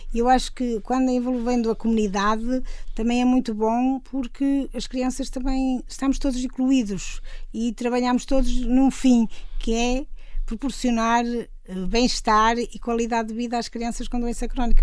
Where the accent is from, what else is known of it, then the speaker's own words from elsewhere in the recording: Mondim de Basto, Norte, Portugal; now in São Mamede de Infesta, Portugal; sou transmontana